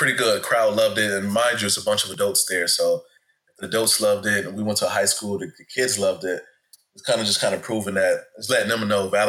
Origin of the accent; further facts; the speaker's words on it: Buffalo, New York, United States; growing up in Buffalo, New York